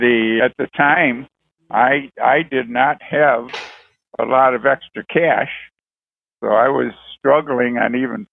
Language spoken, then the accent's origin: English; Lakewood, Ohio, United States; moved away as an adult; also born or lived in Toledo, Ohio / Chicago / Los Angeles / Minneapolis; now in Houston, United States; Originally, I'm from Cleveland, Cleveland, Ohio, actually a suburb called Lakewood. And I was born and raised there many, many years.